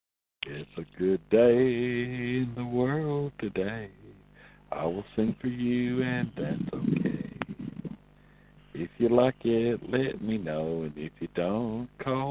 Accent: Tennessee, United States; I'm from Tennessee

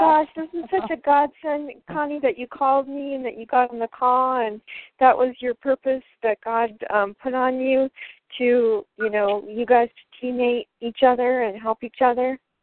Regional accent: Michigan, United States; also born or lived in Wisconsin; now in San Diego, United States; I'm from Michigan originally

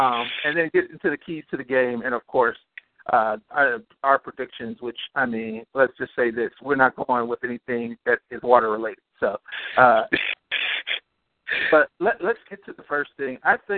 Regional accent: Cleveland, Ohio, United States; Cleveland born and raised, Buckeye born and bred.

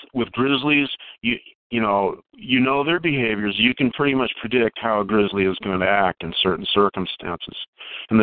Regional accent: Alaska, United States; I was raised in Alaska, and I pretty much had free run

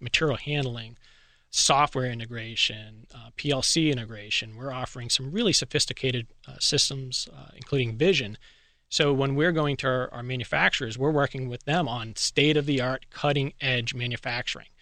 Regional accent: Boston, Massachusetts, United States; moved away; I was originally from Boston area

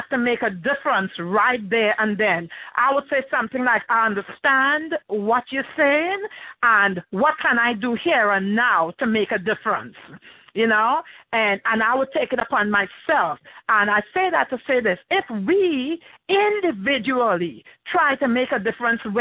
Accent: Trinidad & Tobago; moved away; also born or lived in Belgium; I'm originally from Trinidad and Tobago. Also, I've lived in Belgium, Europe.

